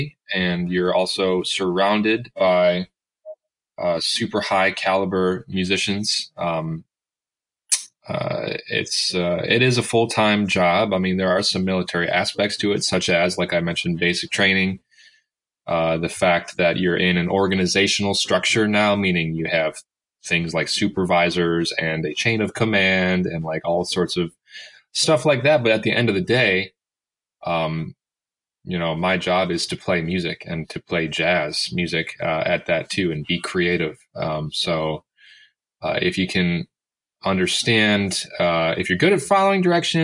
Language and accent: English; Buffalo, New York, United States; moved away as an adult; also born or lived in Rochester, New York; now in Washington, D.C., United States; I'm originally from Buffalo, New York, born and raised.